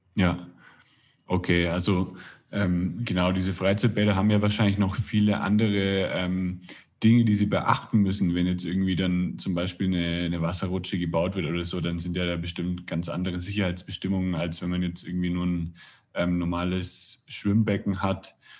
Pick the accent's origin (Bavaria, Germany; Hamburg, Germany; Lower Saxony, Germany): Bavaria, Germany; Roßtal; moved away as an adult; now in Mexico; da bin ich aufgewachsen in der Nähe